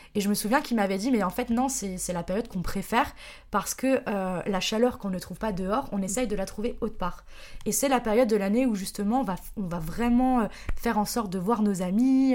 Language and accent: French; Strasbourg, Grand Est, France; je suis de Strasbourg